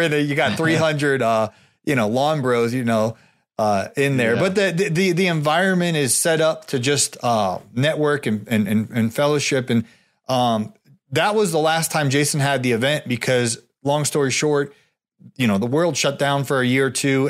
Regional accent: Ohio, United States; moved away; I grew up in Ohio

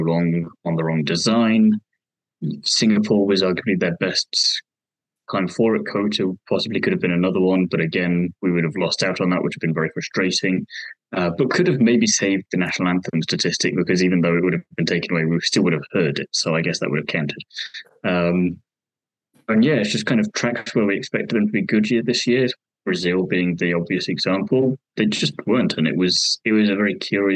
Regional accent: United Kingdom; us being British

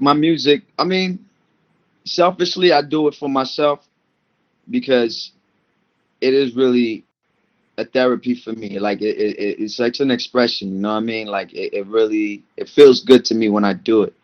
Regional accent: Maryland, United States; moved away as an adult; also born or lived in Paris, France / Washington, D.C. / Comoros; now in Brooklyn, United States; my family moved to uh, Maryland I was four. So I grew up in Maryland, and then I moved around Maryland and D.C. area

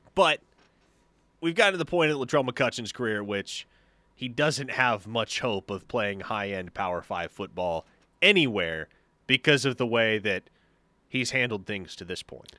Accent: Omaha, Nebraska, United States; moved away; I am from Omaha originally

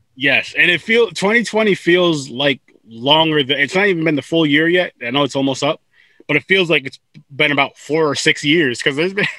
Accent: New York, United States; I'm from New York

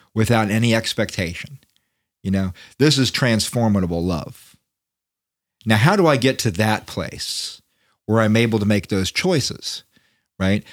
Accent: United States; as an American

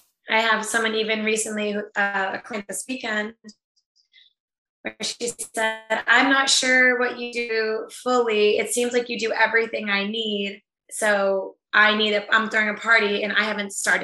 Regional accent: New England, United States; also born or lived in Tampa, Florida; I was born in Tampa, Florida, but I didn't grow up there. I grew up in New England

